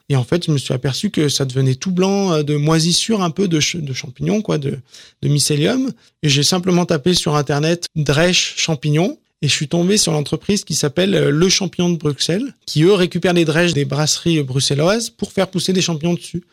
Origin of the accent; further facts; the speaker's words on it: Ardèche, Auvergne-Rhône-Alpes, France; also born or lived in Grigny / Lyon; now in Villechenève, France; je suis originaire d'Ardèche